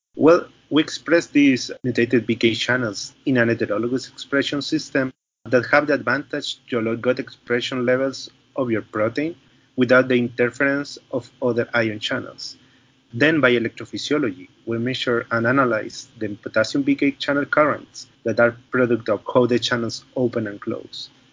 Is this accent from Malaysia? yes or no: no; Chile; moved away; I am from Chile